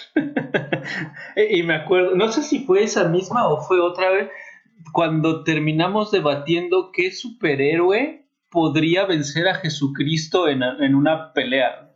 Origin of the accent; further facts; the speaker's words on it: Puebla, Mexico; also born or lived in Mexico City; now in Querétaro, Mexico; no nací en Puebla, nací en el DF, pero eh, sí viví muchos años en Puebla